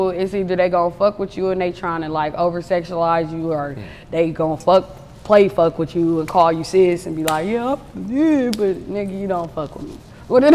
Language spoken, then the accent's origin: English; Oakland, California, United States; I'm from Oakland, 77.